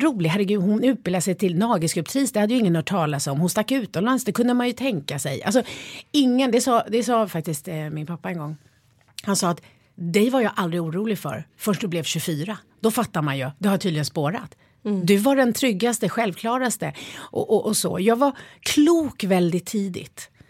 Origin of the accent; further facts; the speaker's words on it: Stockholm, Stockholm County, Sweden; also born or lived in Spain; jag är ju uppväxt i Skärholmen